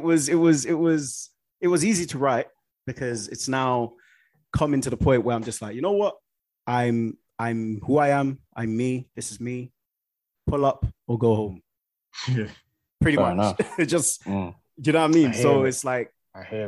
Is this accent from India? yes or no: no; Nigeria; I'm a Nigerian guy.